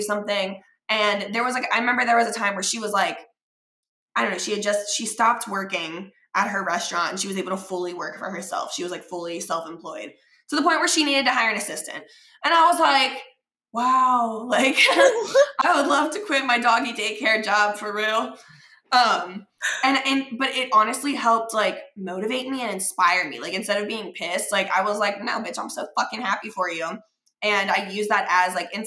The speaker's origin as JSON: {"language": "English", "town": "Cincinnati", "region": "Ohio", "country": "United States", "tie": "born or raised there", "said": "we grew up in Cincinnati, like we were little ballerinas together"}